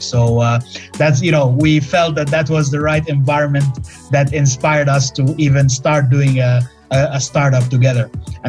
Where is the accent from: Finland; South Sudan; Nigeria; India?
Finland; also born or lived in Egypt; I'm originally from Egypt, but I lived in Finland all of my life. So how did a Finnish Egyptian and an Egyptian end up meeting to do a startup in Malaysia?